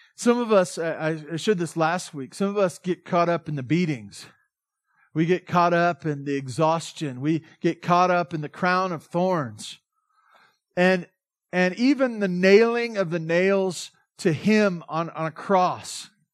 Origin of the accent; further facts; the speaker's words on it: Southern California, United States; I'm from Southern California.